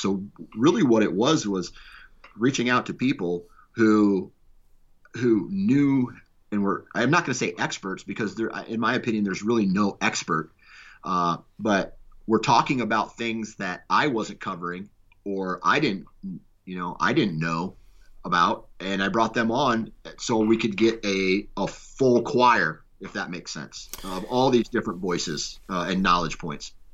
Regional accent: Iowa, United States; I was born in Iowa.

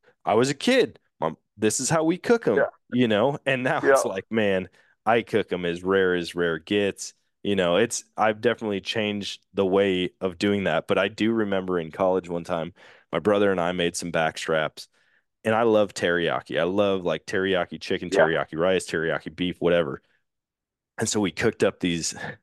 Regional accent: Wisconsin, United States; I'm from Wisconsin

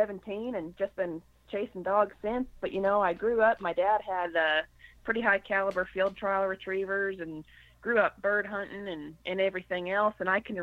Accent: Connecticut, United States; I actually grew up in Connecticut.

